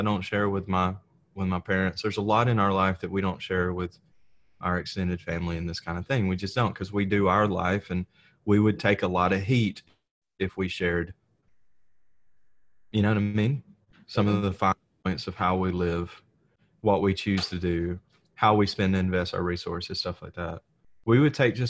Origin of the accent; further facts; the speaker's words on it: the South, United States; I grew up in the South